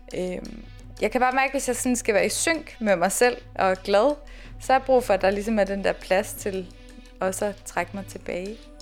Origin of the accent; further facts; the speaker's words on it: East Jutland, Central Denmark Region, Denmark; moved away as an adult; also born or lived in Aarhus; now in Copenhagen, Denmark; så er jeg jo jyde